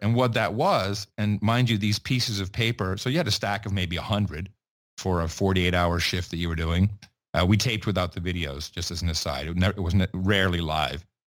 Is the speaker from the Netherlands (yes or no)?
yes; Amsterdam, North Holland, Netherlands; also born or lived in West Virginia; I grew up in Amsterdam